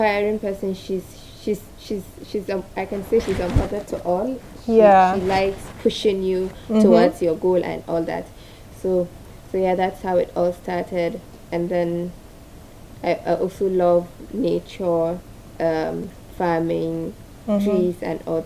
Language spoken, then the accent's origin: English; Kano, Kano State, Nigeria; I was born and brought up in Kano